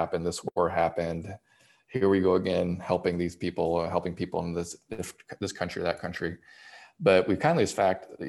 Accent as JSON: {"language": "English", "country": "United States", "said": "as an American"}